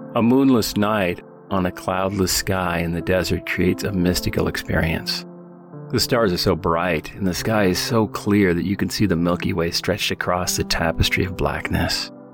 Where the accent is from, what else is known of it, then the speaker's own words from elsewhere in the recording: the Northwest, Pacific Northwest, United States; Growing up in the Northwest